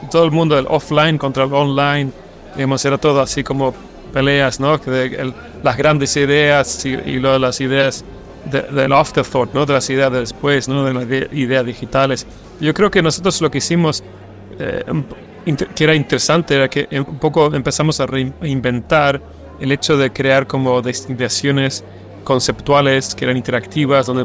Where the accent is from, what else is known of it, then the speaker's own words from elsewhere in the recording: Stockholm, Stockholm County, Sweden; Spanish is a second language; Soy sueco y más argentina. Nací en Suecia, nací en Estocolmo.